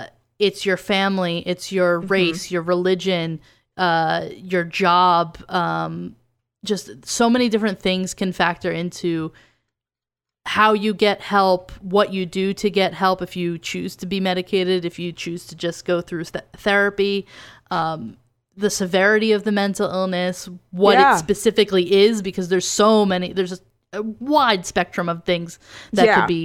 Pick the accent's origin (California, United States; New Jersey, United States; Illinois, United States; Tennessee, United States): New Jersey, United States; I know I noticed it because I'm from Jersey